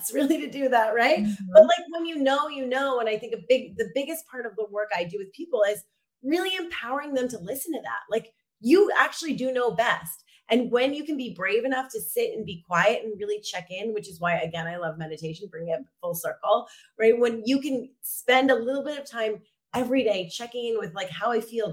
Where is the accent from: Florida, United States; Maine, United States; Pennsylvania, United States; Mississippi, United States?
Maine, United States; moved away as an adult; also born or lived in New York / Los Angeles; now in Lisbon, Portugal; I grew up in Maine